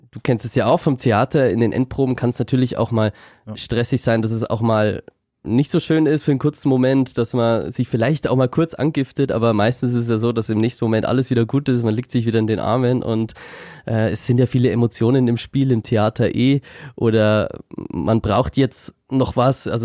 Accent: Schwabach, Bavaria, Germany; also born or lived in Nuremberg; Ja, ich wurde im schönen Nürnberg geboren und bin dort in der Nähe auch aufgewachsen bei Schwabach und bin dort in die Schule gegangen

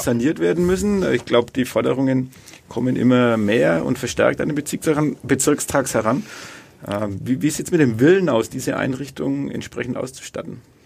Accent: Bad Windsheim, Bavaria, Germany; ich komme aus Bad Windsheim

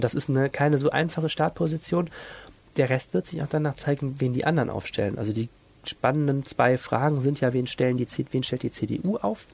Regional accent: Düsseldorf, North Rhine-Westphalia, Germany; wir Düsseldorfer

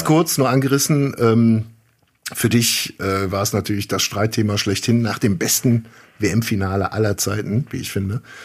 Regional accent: Germany; als Deutsche

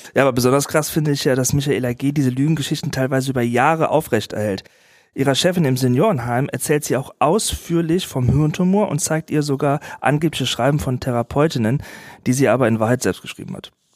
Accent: Wachtberg, North Rhine-Westphalia, Germany; Ich bin in Wachtberg Philipp aufgewachsen, dort zur Grundschule gegangen und habe da einen Großteil meines Lebens bislang verbracht.

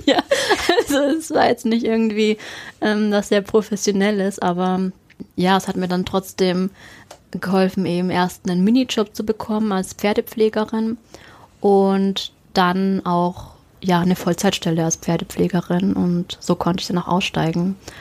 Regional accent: Germany; ich bin ja Deutsche

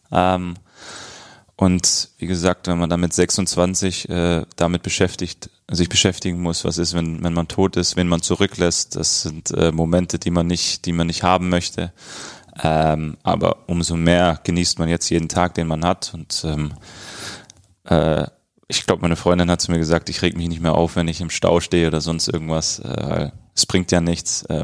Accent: Stuttgart, Baden-Württemberg, Germany; also born or lived in Cologne / Eindhoven; now in Berlin, Germany; ich komme aus Stuttgart

